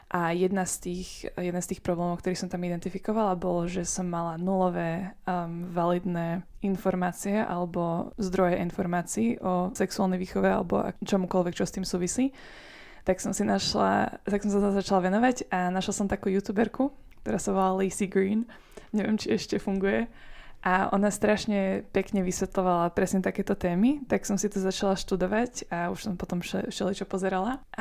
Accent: Bratislava, Bratislava Region, Slovakia; moved away as an adult; also born or lived in United States / England; Pochádzam z Bratislavy.

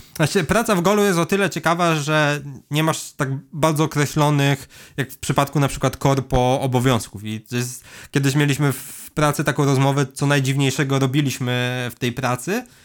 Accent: Leżajsk, Subcarpathian Voivodeship, Poland; also born or lived in Kraków; jestem z Leżajska, mamy tutaj browar

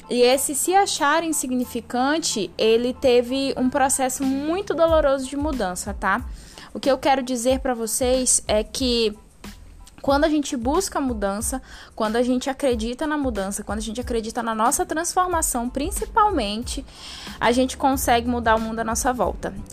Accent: Santarém, Pará, Brazil; now in Londrina, Brazil; eu vim de Santarém, no Pará, vim morar em Londrina, aqui no Paraná, no norte paranaense

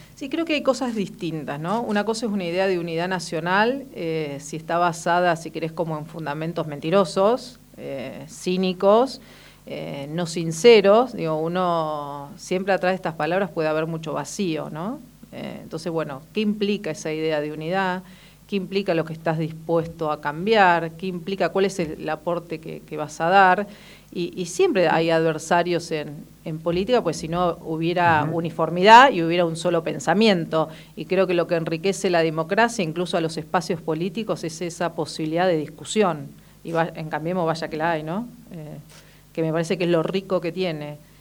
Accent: Argentina; que pagamos todos los argentinos

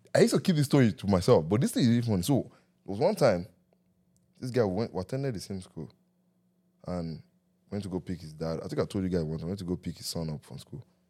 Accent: Nigeria; growing up in Nigeria

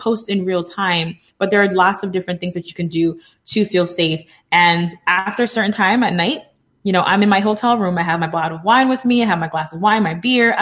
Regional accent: New York City, New York, United States; I'm from the Bronx

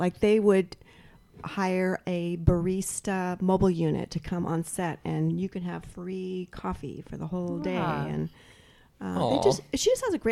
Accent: Spokane, Washington, United States; moved away as an adult; also born or lived in Los Angeles; I was born and raised in Spokane

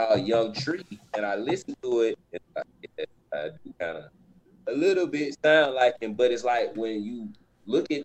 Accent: Georgia, United States; also born or lived in Tallahassee, Florida; I was born in Georgia. My dad is from Florida, so I was raised in both

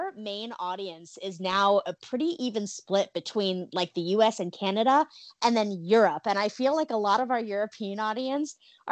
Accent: Thailand; now in United States; I was born in Thailand

